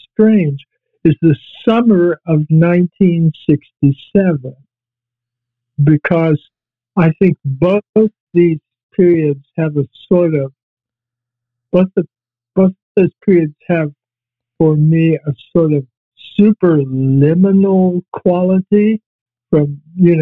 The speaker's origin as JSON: {"language": "English", "region": "Virginia", "country": "United States", "tie": "born or raised there", "also_born_or_lived": "Toronto, Canada / Vancouver, Canada", "moved": "as an adult", "said": "I had gone to Toronto from my hometown in Virginia"}